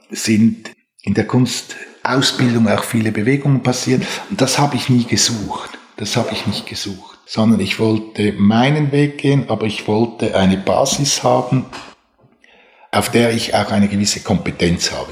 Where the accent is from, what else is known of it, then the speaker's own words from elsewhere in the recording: Switzerland; Bin selber in einem Haus aufgewachsen, das mit einer großen architektonischen Ernsthaftigkeit gebaut wurde. Es war das erste Haus von Eduard Neuenschwander, als er nach seinen Jahren bei Alvar Alto in die Schweiz zurückgekommen ist, hat er für meine Eltern sein erstes Haus gebaut